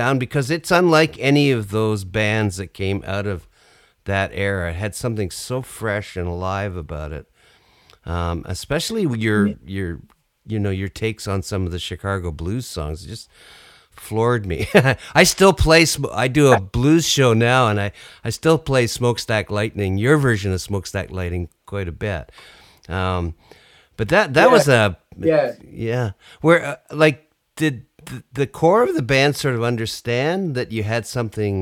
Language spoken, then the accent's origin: English; Canada; my perception as a Canadian over here